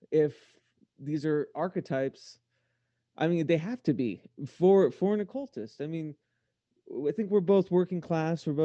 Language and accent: English; United States; I'm American.